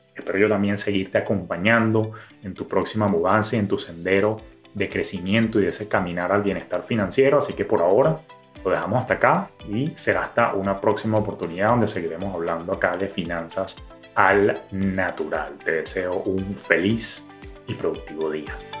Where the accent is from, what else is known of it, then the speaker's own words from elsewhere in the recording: Venezuela; En mi país